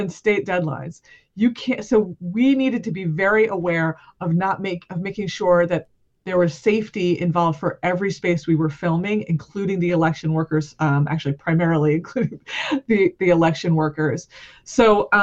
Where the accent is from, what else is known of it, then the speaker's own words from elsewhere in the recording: Cranston, Rhode Island, United States; also born or lived in Providence, Rhode Island; I'm from Rhode Island. I live in Providence. I was born in this state, and I was born in the city of Cranston